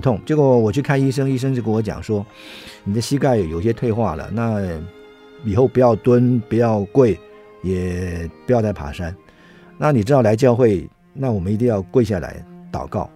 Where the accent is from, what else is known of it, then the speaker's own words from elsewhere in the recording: Taiwan; 因为我们是台湾人，那不是当地的美国人